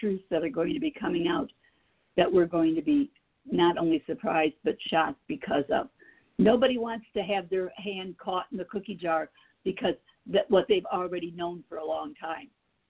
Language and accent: English; Illinois, United States; I'm from Illinois